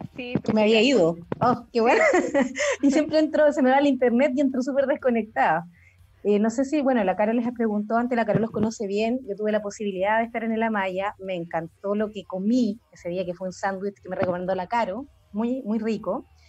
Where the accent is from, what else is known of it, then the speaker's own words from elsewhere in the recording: Maipú, Santiago Metropolitan Region, Chile; yo soy de Maipú